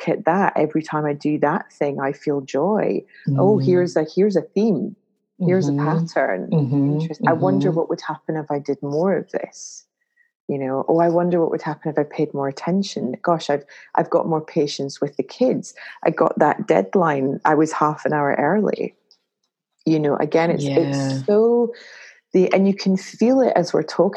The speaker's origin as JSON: {"language": "English", "town": "Glasgow", "region": "Scotland", "country": "United Kingdom", "tie": "born or raised there", "said": "I'm a Glaswegian from Scotland"}